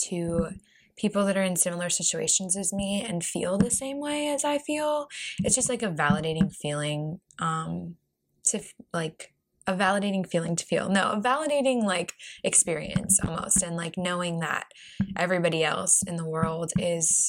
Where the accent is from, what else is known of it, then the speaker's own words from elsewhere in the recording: Baltimore, Maryland, United States; now in Arlington, United States; I'm originally from Baltimore too